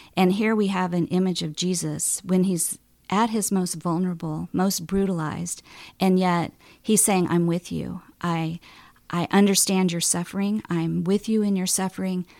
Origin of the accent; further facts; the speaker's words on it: Boulder, Colorado, United States; I grew up in Boulder, Colorado